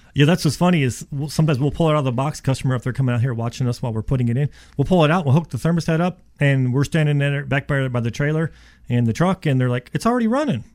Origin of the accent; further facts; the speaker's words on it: Florida, United States; also born or lived in Ohio; I was born in Ohio, and when I was seven years old, my dad moves us to Florida.